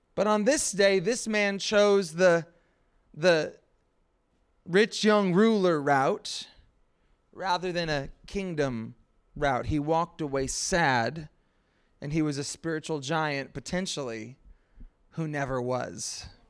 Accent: Pacific Northwest, United States; I hail from the Pacific Northwest

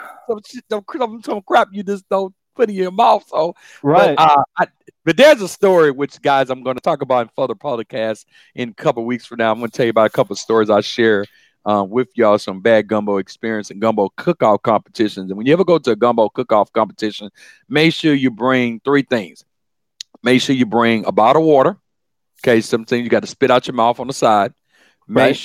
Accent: Baton Rouge, Louisiana, United States; in my world, in South Louisiana, born and raised in Baton Rouge

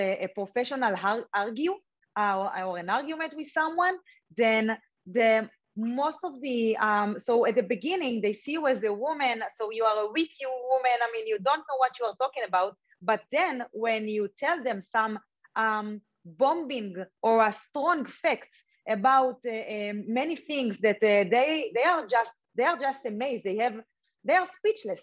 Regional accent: Israel; I grew up in Israel.

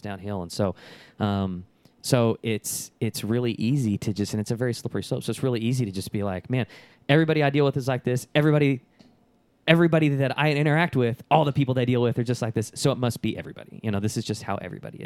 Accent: Dallas, Texas, United States; also born or lived in Lubbock, Texas / League City, Texas; I'm originally from the Dallas-Fort Worth area. I graduated high school up there

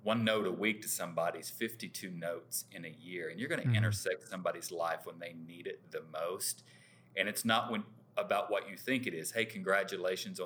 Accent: Skiatook, Oklahoma, United States; I grew up in Skytook

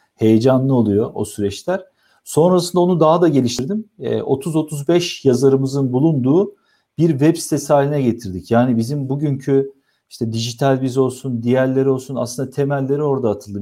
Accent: Istanbul, Turkey; 1979 yılında İstanbul'da doğdum

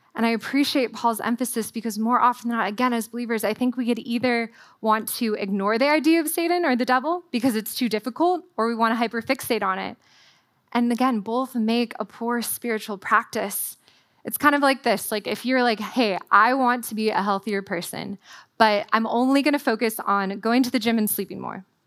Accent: Southern California, United States; moved away as an adult; also born or lived in Waco, Texas; as a Californian was I packed my Southern California wardrobe

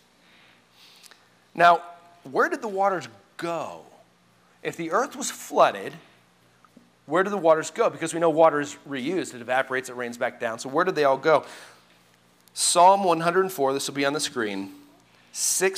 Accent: Colorado, United States; I grew up in Colorado

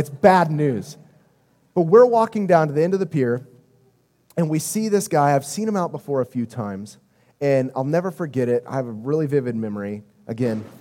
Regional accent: Midwest, United States; moved away; also born or lived in Miami, Florida; We have basements in the Midwest

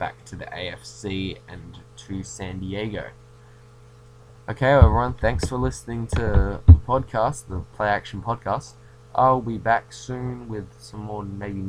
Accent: Australia; I'm Australian

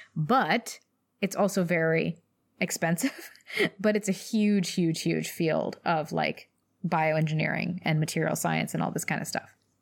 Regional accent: Louisville, Kentucky, United States; I grew up in Louisville, Kentucky

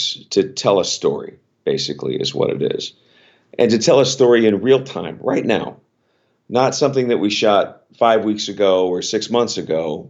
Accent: Los Angeles, California, United States; moved away as an adult; now in Stamford, United States; I was born and raised in Los Angeles

